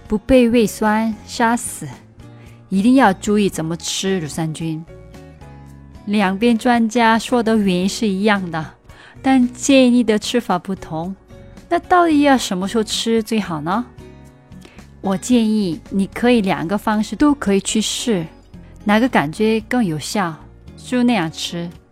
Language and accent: Chinese; South Korea; moved away; 我是你的韩国朋友